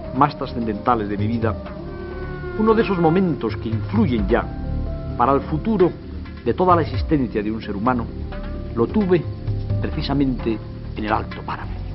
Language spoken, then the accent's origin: Spanish; Poza de la Sal, Castile and León, Spain; infancia de niño de pueblo de los páramos de Burgos